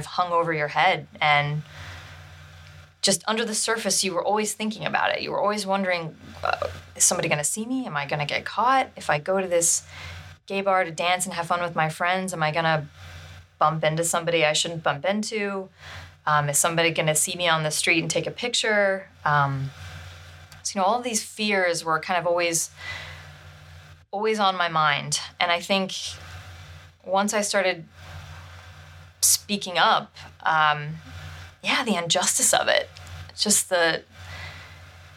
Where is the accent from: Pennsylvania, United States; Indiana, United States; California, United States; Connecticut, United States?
Indiana, United States; moved away as an adult; growing up in Indiana